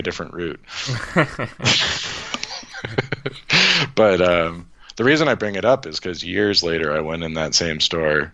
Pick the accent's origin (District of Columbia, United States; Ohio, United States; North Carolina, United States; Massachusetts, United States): Massachusetts, United States; Worcester; I'm from Worcester